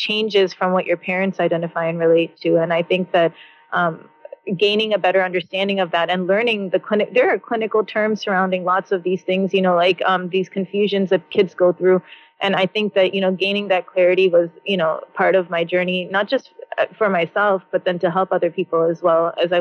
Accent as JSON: {"language": "English", "country": "United States", "tie": "born or raised there", "said": "I grew up in the United States of America"}